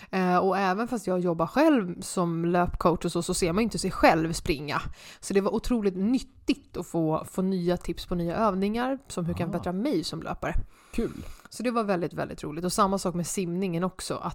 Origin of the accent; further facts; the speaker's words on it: Huddinge, Stockholm County, Sweden; jag är ju uppvuxen i Kungens Kurva, Ikea.